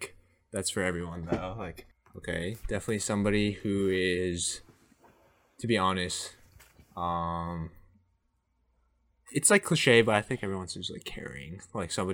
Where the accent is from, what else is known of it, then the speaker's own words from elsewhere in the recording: Boston, Massachusetts, United States; also born or lived in Georgia; I'm from Boston, Massachusetts